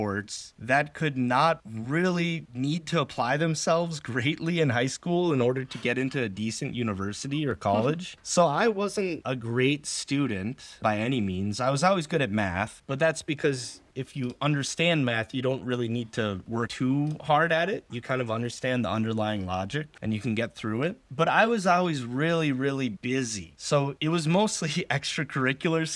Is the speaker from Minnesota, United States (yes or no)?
yes; Minnesota, United States; moved away as an adult; also born or lived in Vancouver, Canada; even though I grew up in Minnesota, I had family in Seattle